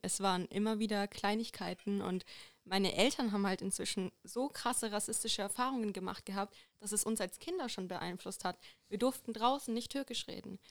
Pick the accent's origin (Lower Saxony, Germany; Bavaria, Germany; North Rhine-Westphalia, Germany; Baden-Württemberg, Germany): Bavaria, Germany; Bamberg; ich komme aus Bamberg, ich bin hier geboren, ich bin hier aufgewachsen